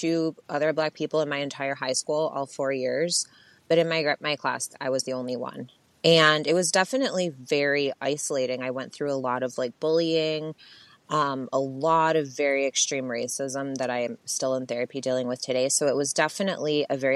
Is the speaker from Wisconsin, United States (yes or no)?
no; Buffalo, New York, United States; I'm originally from Buffalo, New York. I was born there. I lived there until I was about 8 or 9, and then with both of my parents. And they separated, and I moved to my mom's hometown, which was a very small, more rural, predominantly white town